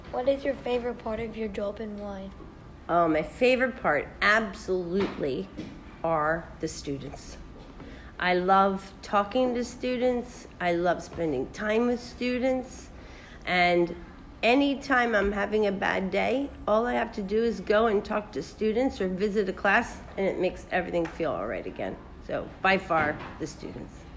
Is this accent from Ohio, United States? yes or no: no; Philadelphia, Pennsylvania, United States; also born or lived in California; now in Dubai, United Arab Emirates; I was born and raised in Philadelphia, so another part of the United States, but on the East Coast